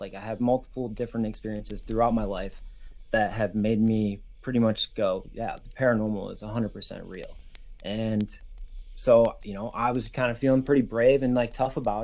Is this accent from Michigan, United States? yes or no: yes; West Michigan, United States; we are both from Michigan